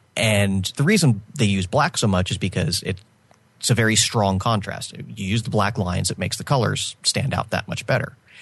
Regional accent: United States; as an American

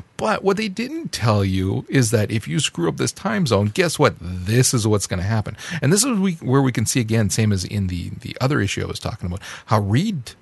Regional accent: Canada; As a Canadian

